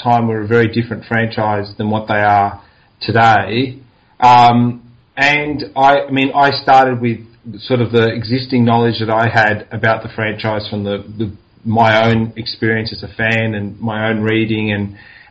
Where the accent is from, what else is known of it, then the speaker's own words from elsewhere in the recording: Australia; growing up in Australia